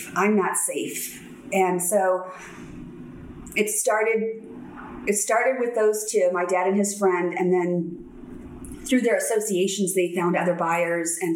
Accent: San Diego, California, United States; So I grew up in San Diego, and my parents got divorced when I was 4

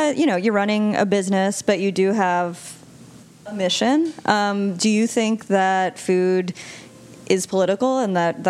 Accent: Long Island, New York, United States; I grew up on Long Island

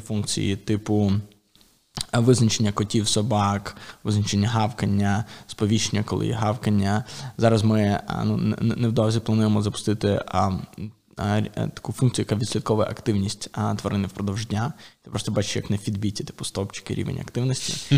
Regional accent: Ukraine; І ми самі з України

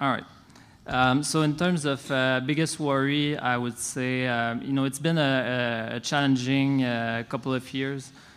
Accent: Canada; I'm staying, uh, in my home country

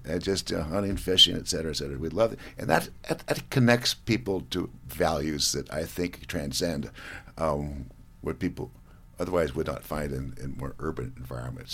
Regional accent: Montana, United States; we Montanans are prouder of Montana than Texans are of Texas

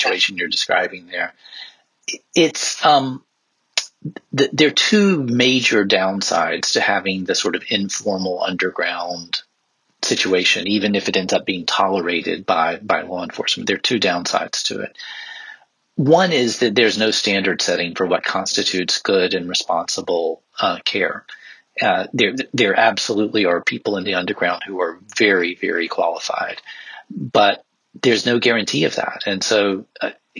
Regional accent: South Carolina, United States; moved away as an adult; also born or lived in South Africa; I grew up in South Carolina, which is a very, sort of conservative part of the United States

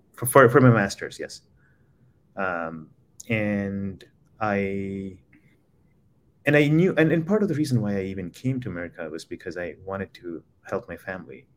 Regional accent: Khammam, Telangana, India; moved away as an adult; also born or lived in Philadelphia, United States; now in Chicago, United States; I was raised in Khammam, it, it, um, it's about four and a half hours from the city called Hyderabad in South India, and that's where I grew up.

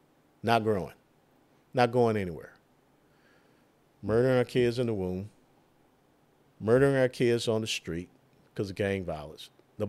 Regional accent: Atlanta, Georgia, United States; located in the neighborhood that I grew up in Atlanta, Georgia, the old Fourth Ward neighborhood.

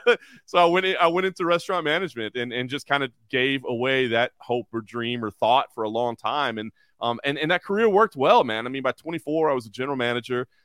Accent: Dallas, Texas, United States; moved away as an adult; also born or lived in Oklahoma / Lexington, Kentucky / Dayton, Ohio; now in Las Vegas, United States; I grew up in Dallas, Texas

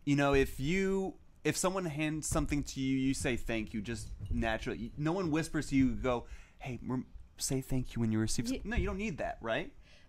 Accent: the South, United States; we're coming from the South, too, where it's, like, it's a bigger problem in the South

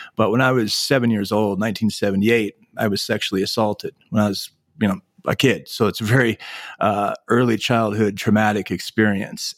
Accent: Anchorage, Alaska, United States; My family moved to Anchorage, Alaska when I was seven years old, uh, nineteen seventy-eight. And so, growing up in Anchorage in the late seventies and eighties

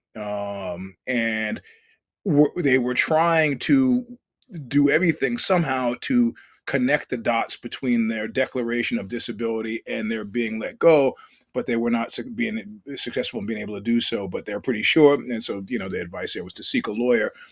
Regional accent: New York City, New York, United States; having grown up in New York City

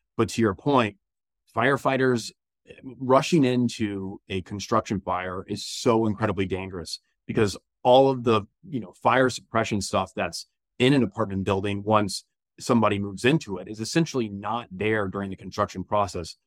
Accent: Jacksonville, Florida, United States; moved away as an adult; also born or lived in Elon, North Carolina; now in Charlotte, United States; growing up in Jacksonville, Florida

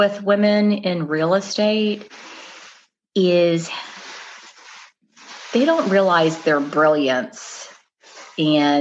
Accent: Atlanta, Georgia, United States; my hometown is here in Atlanta, Russ. I grew up here

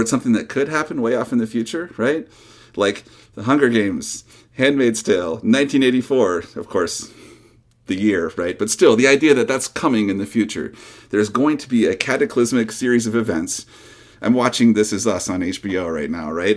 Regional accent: North Carolina and Georgia, Southeast, United States; also born or lived in Michigan; now in Portland, United States; I was born in Michigan, though we moved to the Southeast when I was a little kid and did a lot of my growing up in North Carolina and Georgia

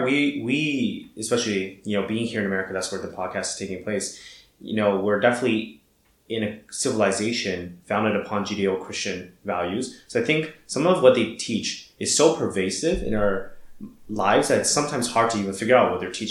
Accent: Shanghai, China; I was born and raised in Shanghai

